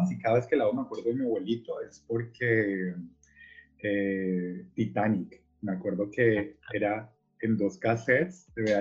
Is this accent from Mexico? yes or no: no; Cali, Valle del Cauca, Colombia; moved away as an adult; also born or lived in Buenos Aires, Argentina; Eh, nací en Cali, Colombia.